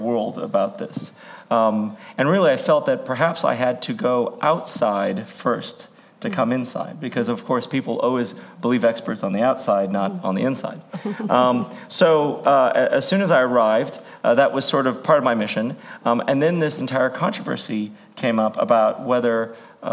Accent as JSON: {"language": "English", "region": "Hawaii", "country": "United States", "moved": "yes", "said": "I'm originally from Hawaii"}